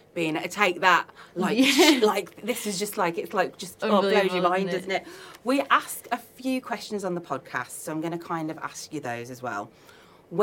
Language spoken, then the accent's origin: English; Birmingham, West Midlands, United Kingdom; accent: Brummie; I'm the Brummie accent